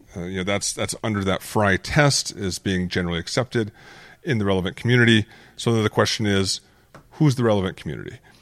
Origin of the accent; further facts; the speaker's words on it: Phoenix, Arizona, United States; growing up in Phoenix